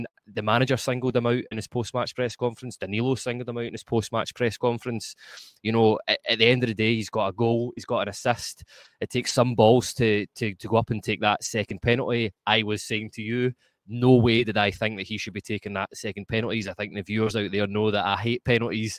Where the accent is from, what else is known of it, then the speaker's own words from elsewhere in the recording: Scotland, United Kingdom; accent: Scottish; my Scottish accent